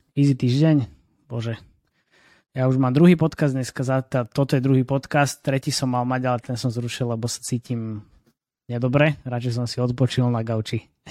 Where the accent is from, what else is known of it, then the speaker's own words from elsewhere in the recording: Trnava, Trnava Region, Slovakia; som z Trnavy